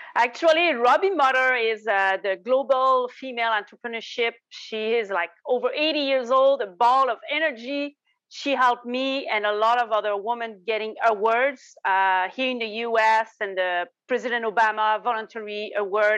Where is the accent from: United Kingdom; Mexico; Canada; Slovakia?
Canada; Quebec; accent: Quebec; in the corner of Quebec. So that's where you see my accent